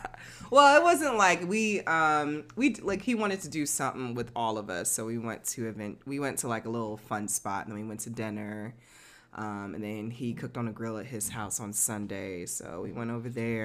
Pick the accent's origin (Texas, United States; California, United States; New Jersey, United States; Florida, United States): New Jersey, United States; Newark; I'm from Newark